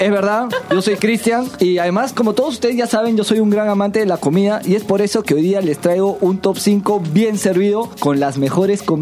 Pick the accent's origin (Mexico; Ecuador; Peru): Peru; como somos peruanos